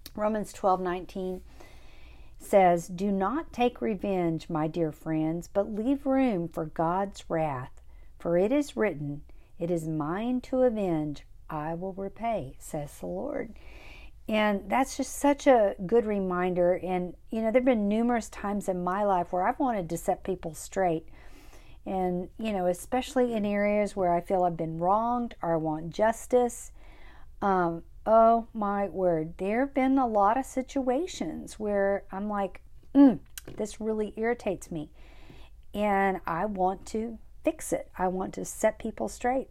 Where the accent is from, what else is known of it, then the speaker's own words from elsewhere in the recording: Kerrville, Texas, United States; moved away as an adult; now in Uvalde, United States; I grew up in Kerrville.